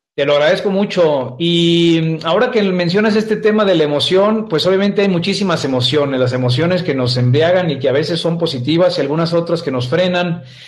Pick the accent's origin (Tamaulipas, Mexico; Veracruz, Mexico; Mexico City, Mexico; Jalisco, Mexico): Jalisco, Mexico; Guadalajara; yo soy oriundo de Guadalajara, México. Yo nací en esta bella ciudad tapatía